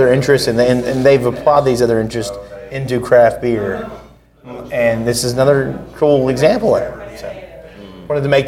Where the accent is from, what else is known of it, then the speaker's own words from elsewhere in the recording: Knoxville, Tennessee, United States; We're from Knoxville